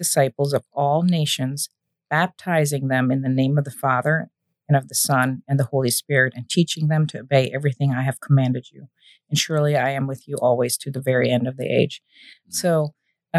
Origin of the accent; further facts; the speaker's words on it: Germany; moved away; I was raised in the Protestant church in Germany, went through the whole religious educational